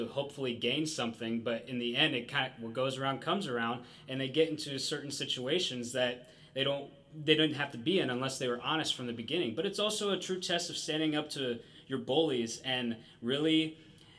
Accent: Columbus, Ohio, United States; I am from Columbus, Ohio.

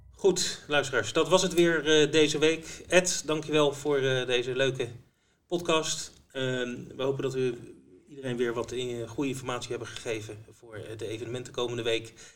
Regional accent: Netherlands; wij eh, Nederlanders

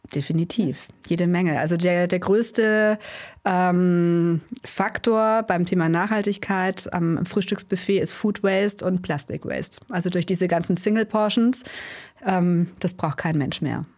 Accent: Allgäu, Bavaria, Germany; Wir sind gebürtig aus dem Allgäu

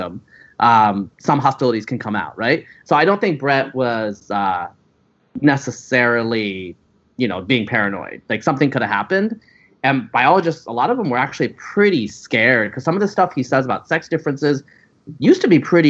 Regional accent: Pacific Northwest, United States; I'm from the Pacific Northwest

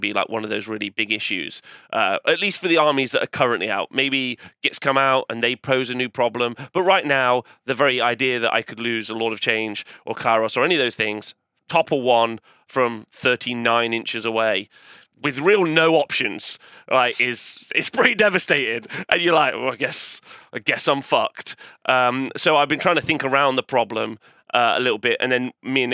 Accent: England, United Kingdom; I'm an English fella going over to the American scene

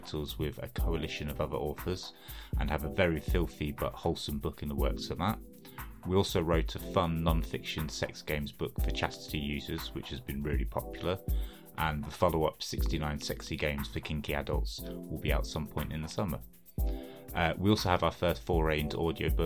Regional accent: England, United Kingdom; I'm a writer from England.

